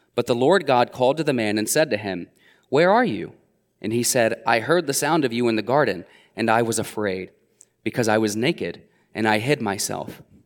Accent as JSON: {"language": "English", "town": "Middletown", "region": "Ohio", "country": "United States", "tie": "born or raised there", "said": "I would be born and raised in Middletown, Ohio"}